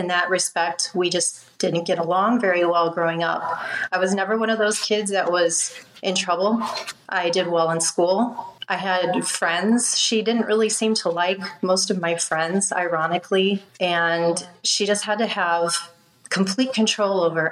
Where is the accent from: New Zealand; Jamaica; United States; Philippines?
United States; the Midwest near the Great Lakes area; I grew up in the Midwest near the Great Lakes area